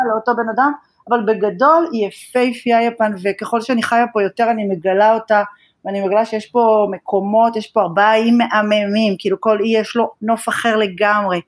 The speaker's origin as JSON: {"language": "Hebrew", "country": "Israel", "tie": "born or raised there", "moved": "as an adult", "lives_now": "Japan", "said": "אני לא יכולה להתכחש למקום שממנו באתי ומאיפה נולדתי, ואני גאה להיות ישראלית"}